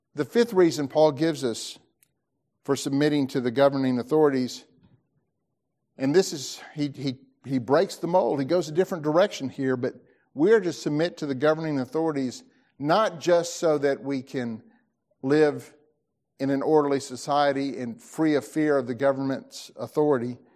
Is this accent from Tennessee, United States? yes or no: yes; Tennessee, United States; I'm an American, or I'm a Tennessean